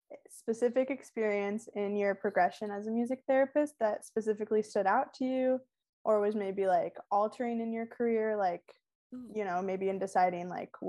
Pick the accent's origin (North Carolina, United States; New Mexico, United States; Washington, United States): Washington, United States; Olympia; now in New York, United States; I'm from Olympia, Washington, actually.